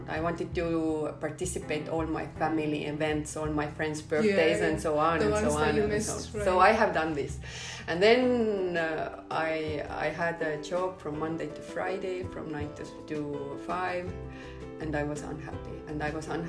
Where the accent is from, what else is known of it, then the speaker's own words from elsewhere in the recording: Southern Estonia, Estonia; also born or lived in Ireland; I'm from south of Estonia